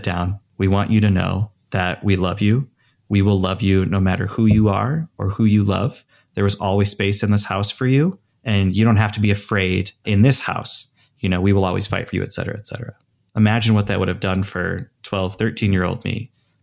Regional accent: Traverse City, Michigan, United States; moved away; my hometown in Traverse City, Michigan

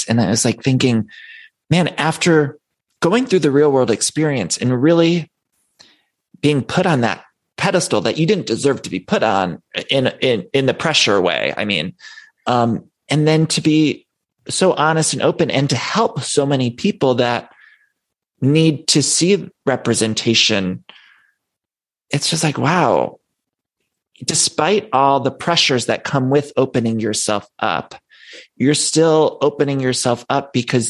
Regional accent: Solon, Ohio, United States; I grew up in Ohio.

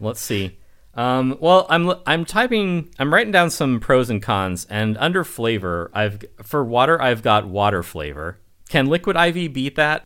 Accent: United States; I'm an American

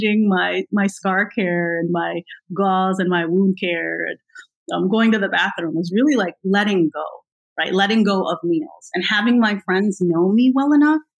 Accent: United States; I'm American

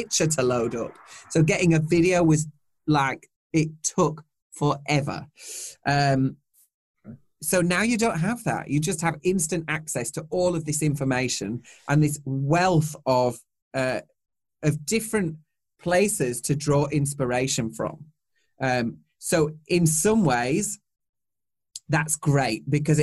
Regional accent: Yorkshire and the Humber, United Kingdom; I'm from Yorkshire.

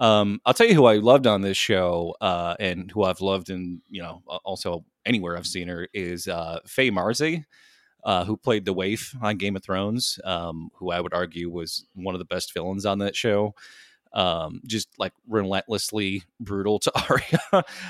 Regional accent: United States; I'm an American

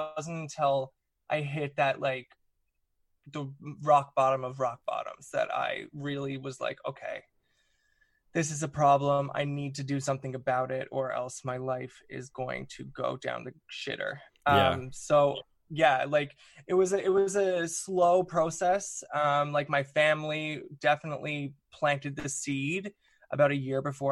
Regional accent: Newfoundland and Labrador, Canada; I'm from Newfoundland. I grew up in Newfoundland, which is on the east coast of Canada.

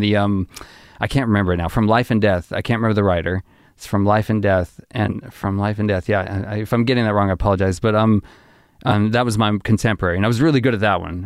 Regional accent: Arkansas, United States; I grew up in Arkansas.

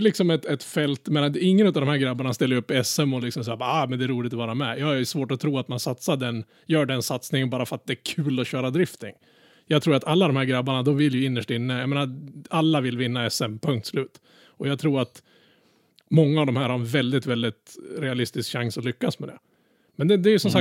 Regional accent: Norrland, Sweden; jag är norrlänning då. Jag utger mig för att vara norrlänning

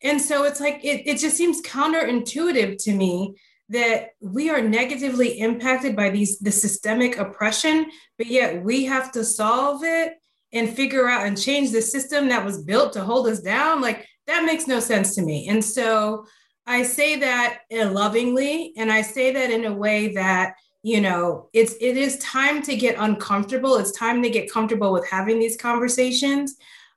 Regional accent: Chicago, Illinois, United States; now in Austin, United States; I'm from Chicago, and so my transition to Austin has been quite interesting.

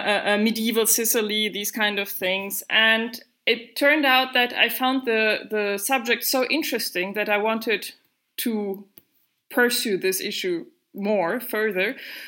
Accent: Germany; moved away as an adult; also born or lived in Syria / Egypt / southern Italy; now in Italy; I am originally from Germany, but I haven't lived in Germany for many, many years. And instead, I've been living a little bit around the world in several countries in the Middle East and in Africa as well.

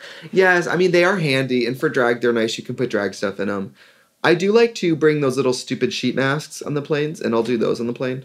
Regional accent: Milwaukee, Wisconsin, United States; I'm from Milwaukee. Like, that's where I kind of cut my teeth as a performer, went to college

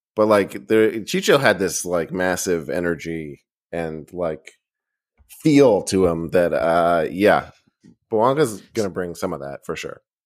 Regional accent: Boston, Massachusetts, United States; I grew up in Boston

